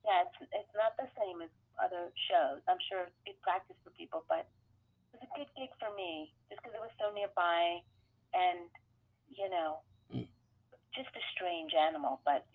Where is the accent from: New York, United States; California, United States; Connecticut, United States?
California, United States; Sacramento; And then I'd be like, oh, I'm sorry, I'm from Sacramento. I don't know what you're saying, right?